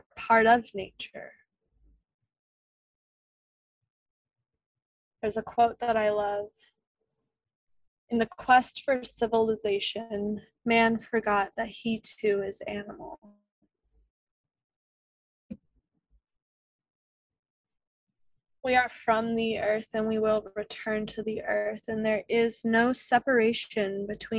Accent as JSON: {"language": "English", "town": "Leesburg", "region": "Virginia", "country": "United States", "tie": "born or raised there", "also_born_or_lived": "Blue Ridge Mountains, Virginia", "said": "I was raised in Leesburg, which is a suburban town outside of Washington, D.C."}